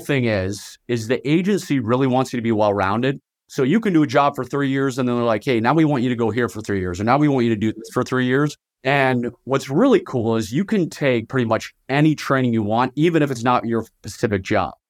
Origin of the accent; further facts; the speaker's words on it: Virginia, United States; moved away as an adult; also born or lived in Southern Utah; now in Utah, United States; I was born and raised in Virginia, just right outside of Washington, D C